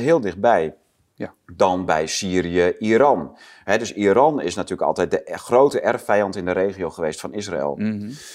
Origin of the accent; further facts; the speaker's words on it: Netherlands; als Nederlander